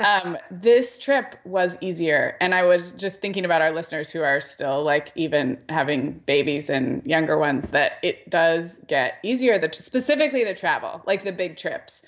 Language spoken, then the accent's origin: English; Santa Barbara, California, United States; moved away; Santa Barbara, which is my hometown, that the skating rink that I grew up going to birthday parties